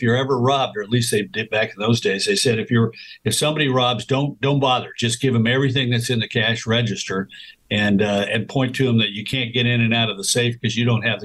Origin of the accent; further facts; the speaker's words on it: the West, United States; I grew up in the West, so, you know, you go fishing and you go camping and you hike and so forth